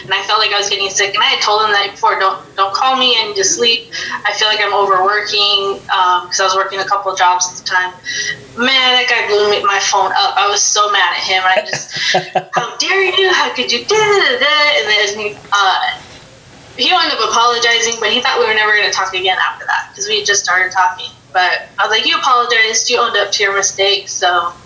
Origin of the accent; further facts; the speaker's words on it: Los Angeles, California, United States; moved away as an adult; also born or lived in Texas / Georgia / Colorado; I'm from the Valley. I'm from the San Fernando Valley